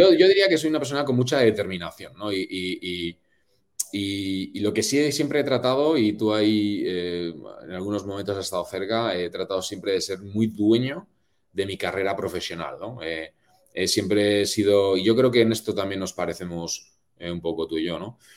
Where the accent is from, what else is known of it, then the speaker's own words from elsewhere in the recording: Spain; moved away as an adult; como buen latino y buen español